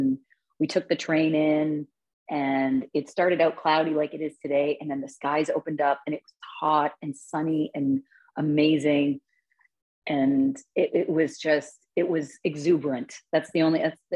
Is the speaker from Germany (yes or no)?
no; Canada; we're Canadian